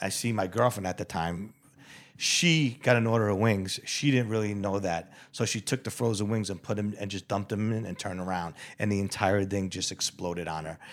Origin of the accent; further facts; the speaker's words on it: New York, United States; moved away; I was born and raised in the Bronx in Mount Vernon